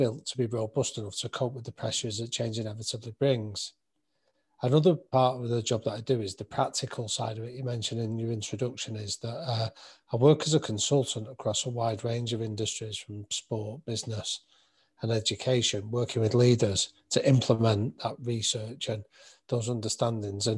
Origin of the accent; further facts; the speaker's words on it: Manchester, North West England, United Kingdom; I grew up in North Manchester